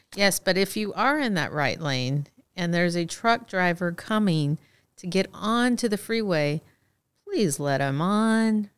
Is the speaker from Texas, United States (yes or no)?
yes; Texas, United States; moved away as an adult; I'm from Texas